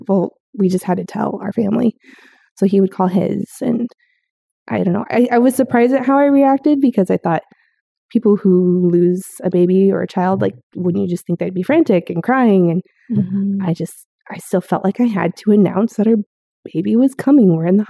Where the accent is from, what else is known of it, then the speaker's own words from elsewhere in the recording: South Dakota, United States; I moved to North Dakota from South Dakota, and I came from a good-sized family of four brothers and an angel sister